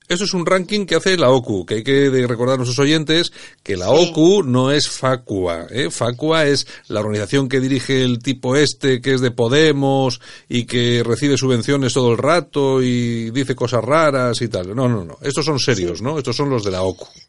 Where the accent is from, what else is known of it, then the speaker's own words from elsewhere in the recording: Bilbao, Basque Country, Spain; los chulos somos los de Bilbao